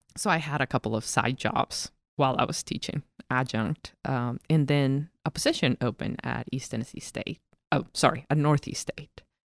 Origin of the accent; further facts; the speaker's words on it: Cochabamba, Bolivia; also born or lived in La Paz, Bolivia; I lived in the middle of the country. It is called Cochabamba. That is my hometown.